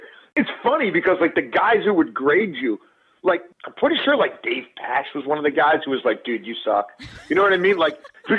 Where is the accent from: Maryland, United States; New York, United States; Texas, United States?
Maryland, United States; Baltimore; I grew up in Baltimore City in a neighborhood called Highlandtown in East Baltimore.